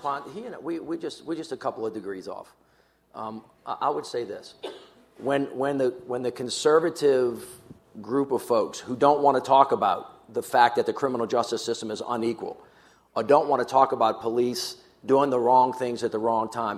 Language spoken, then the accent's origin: English; the South, United States; I'm a kid from the South